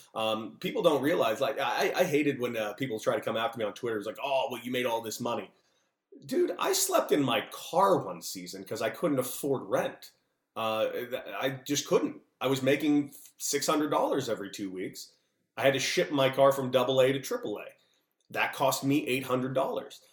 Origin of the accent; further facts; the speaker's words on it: Los Angeles, California, United States; I grew up in Los Angeles, California